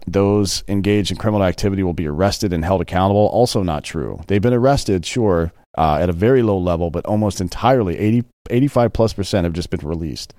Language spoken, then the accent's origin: English; the South, United States; now in Texas, United States; I grew up in the South